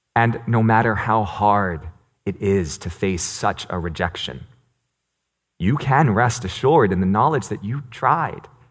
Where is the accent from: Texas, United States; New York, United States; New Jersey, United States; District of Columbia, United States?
New York, United States; New York City; first language Cantonese; English is a second language; I was born in New York City, and I grew up speaking Cantonese. I learned English in preschool